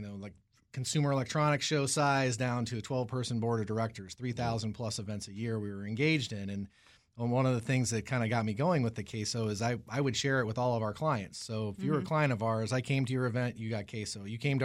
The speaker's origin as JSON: {"language": "English", "region": "New Mexico", "country": "United States", "tie": "born or raised there", "said": "I spent a lot of time in Mexico as well growing up in New Mexico."}